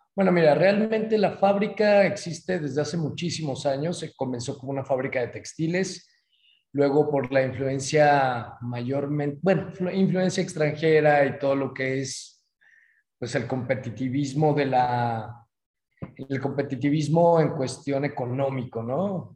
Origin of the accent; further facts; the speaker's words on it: Guadalajara, Jalisco, Mexico; moved away as an adult; now in San Miguel de Allende, Mexico; mi ciudad natal, Guadalajara